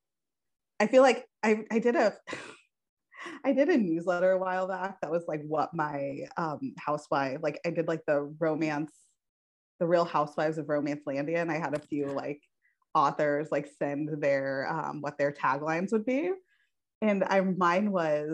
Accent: Colorado, United States; moved away

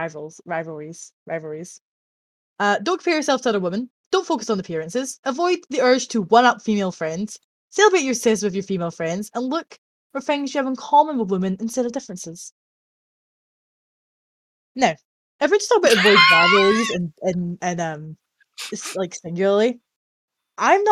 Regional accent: Scotland, United Kingdom; I am Scottish

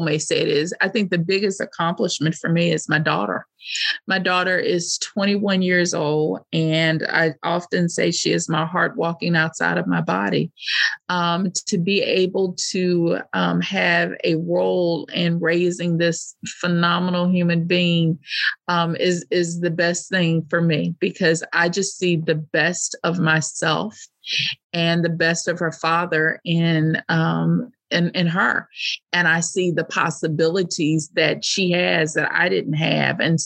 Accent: United States; as American women

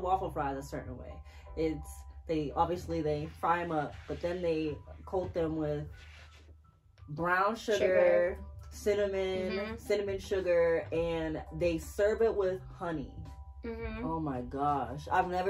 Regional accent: Boston, Massachusetts, United States; moved away as an adult; I was able to work in my hometown

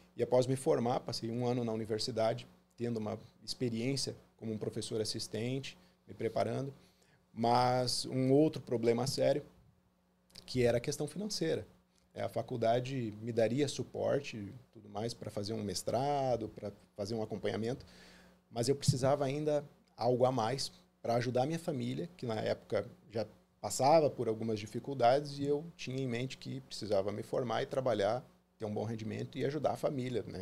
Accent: Foz do Iguaçu, Paraná, Brazil; also born or lived in Porto Alegre, Rio Grande do Sul; Então, muito novo, nós nos mudamos para Foz do Iguaçu, no Paraná

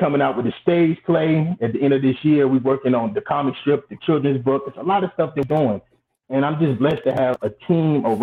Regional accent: Atlanta, Georgia, United States; also born or lived in Brooklyn, New York; I was born in Atlanta, Georgia, between Atlanta and Brooklyn, New York

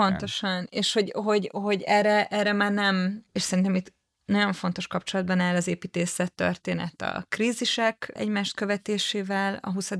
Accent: Budapest, Hungary; a nyugati pályaudvar, ez nem csak azért kedves számomra, vagy érdekes, mert a közelében nőttem fel

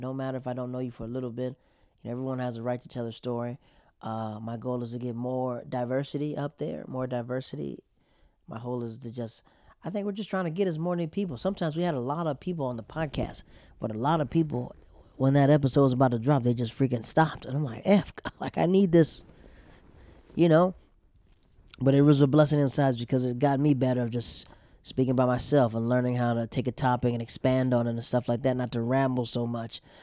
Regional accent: North Carolina, United States; moved away; also born or lived in Yokota, Japan; I grew up in the South of North Carolina

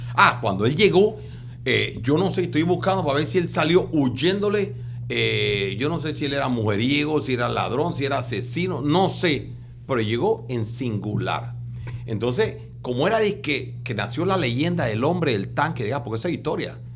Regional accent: Panama; somos más de 5.500 en Panamá

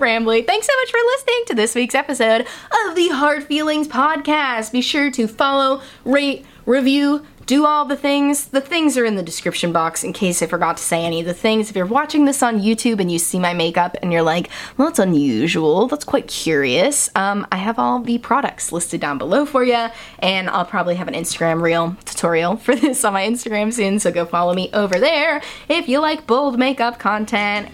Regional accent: Massachusetts, United States; moved away; I'm from Massachusetts. I'm from New England.

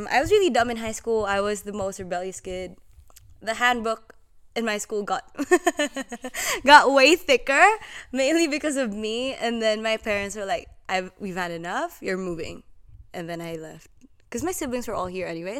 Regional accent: Philippines; moved away as an adult; now in Australia; I was born and raised in the Philippines. Now I'm here.

